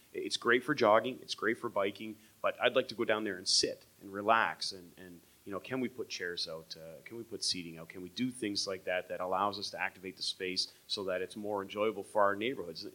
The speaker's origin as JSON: {"language": "English", "town": "Windsor", "region": "Ontario", "country": "Canada", "tie": "born or raised there", "said": "I grew up on Windermere down in that area"}